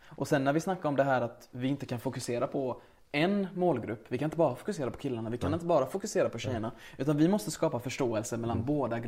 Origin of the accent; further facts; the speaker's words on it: Sweden; also born or lived in Lebanon / Syria; vi kom ju till Sverige när jag var två år. Så vi växte upp i en svensk miljö med svenska elever